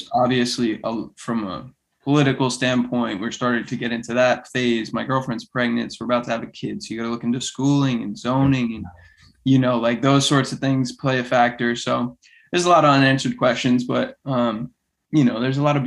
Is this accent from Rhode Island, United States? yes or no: yes; Rhode Island, United States; now in Florida, United States; I grew up in Rhode Island